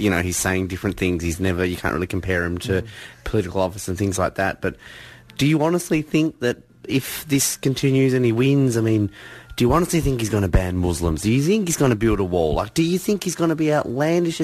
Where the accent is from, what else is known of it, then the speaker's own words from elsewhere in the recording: Australia; as an Australian